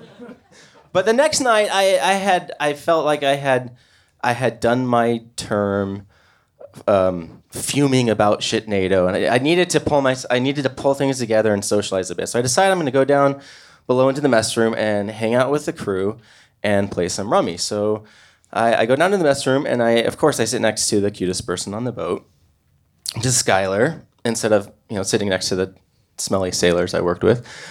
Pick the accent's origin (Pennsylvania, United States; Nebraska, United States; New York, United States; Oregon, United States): Oregon, United States; Portland; I'm from Portland, Oregon